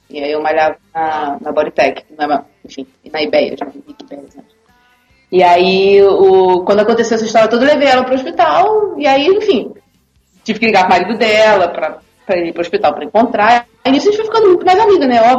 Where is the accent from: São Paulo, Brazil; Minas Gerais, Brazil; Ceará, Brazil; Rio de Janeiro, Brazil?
Rio de Janeiro, Brazil; Niterói; Porque eu tenho um amigo que é quem dá aula em Niterói, eu sou de Niterói.